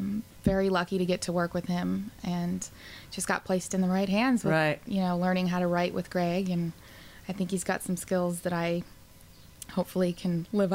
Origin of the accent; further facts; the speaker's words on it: Billings, Montana, United States; Billings, Montana.